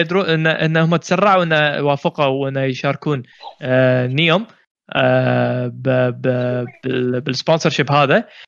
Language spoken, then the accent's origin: Arabic; Kuwait; عندنا بالكويت